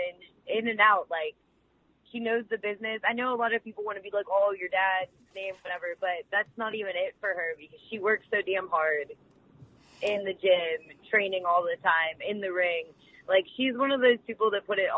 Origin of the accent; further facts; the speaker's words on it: Pittsburgh, Pennsylvania, United States; my hometown of Pittsburgh